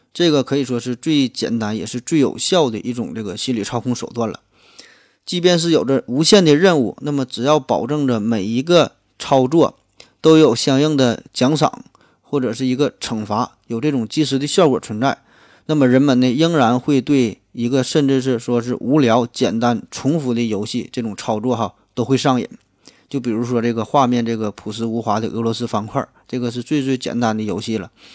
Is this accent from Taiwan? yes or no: no; Northeast China, China; 半开不知道算不算咱们东北话